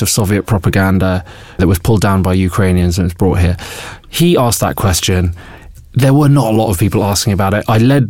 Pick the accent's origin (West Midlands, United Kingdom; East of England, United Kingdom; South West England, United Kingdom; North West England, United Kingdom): North West England, United Kingdom; Bolton; When I was growing up in Bolton